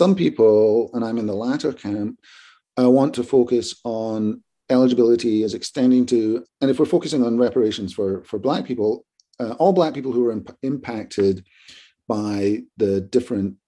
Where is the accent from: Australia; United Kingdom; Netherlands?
United Kingdom; Glasgow, Scotland; also born or lived in Edinburgh; now in United States; the University of Glasgow, which is my hometown, not my home university. I'm an Edinburgh person.